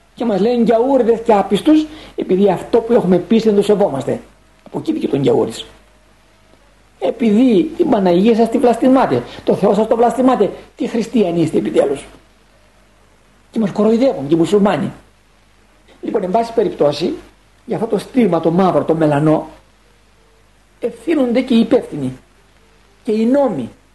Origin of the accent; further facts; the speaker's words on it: Greece; έχουμε σαν Έλληνες